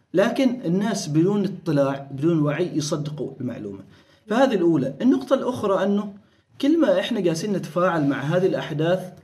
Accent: Oman; كنا احنا الوحيدين عمانيين وبحرينيين اللي هم عرب ومسلمين

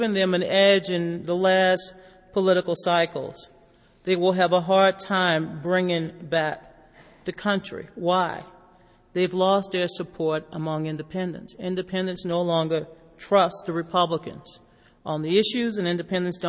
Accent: Louisiana, United States; my home state of Louisiana

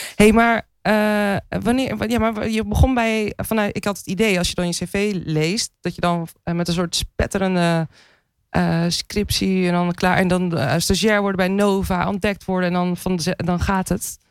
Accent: Andijk, North Holland, Netherlands; Ik kom uit een klein dorp, 4000 in, nou, 5000 inwoners

